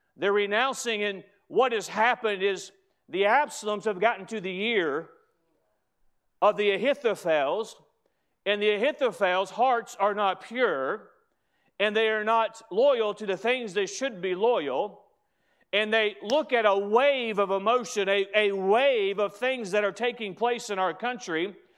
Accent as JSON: {"language": "English", "country": "United States", "said": "As an American"}